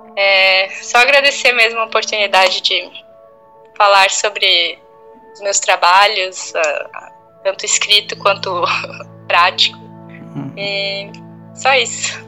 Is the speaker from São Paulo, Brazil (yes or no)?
no; Blumenau, Santa Catarina, Brazil; moved away; eu cresci em Blumenau